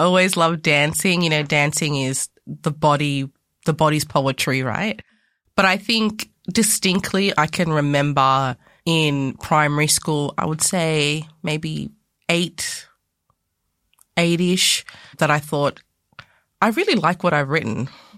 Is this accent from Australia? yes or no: yes; Australia; also born or lived in Ghana; So, a little bit about myself. I was born in Ghana in West Africa, and I came to Australia when I was 2.5.